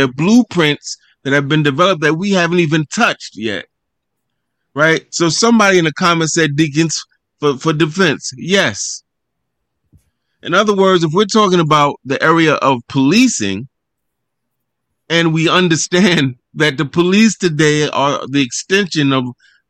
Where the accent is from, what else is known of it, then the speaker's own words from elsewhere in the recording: New York City, New York, United States; where I grew up in Harlem, where I live still in the neighborhood of my birth